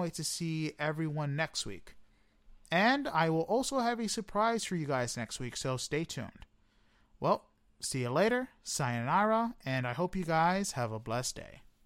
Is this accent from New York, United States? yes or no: yes; New York City, New York, United States; I am a New Yorker